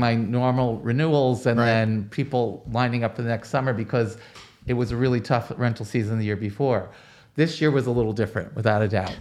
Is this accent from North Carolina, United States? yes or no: no; Roselle Park, New Jersey, United States; up in a little town in New Jersey called Roselle Park